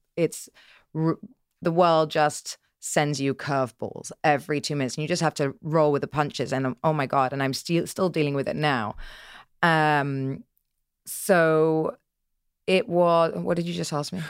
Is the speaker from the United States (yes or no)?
no; Dorset, South West England, United Kingdom; I grew up in Dorset in the middle of nowhere